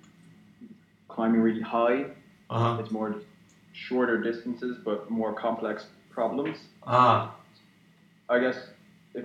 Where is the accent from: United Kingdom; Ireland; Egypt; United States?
Ireland; also born or lived in Saudi Arabia / Philippines; I consider myself Irish because I grew up in Ireland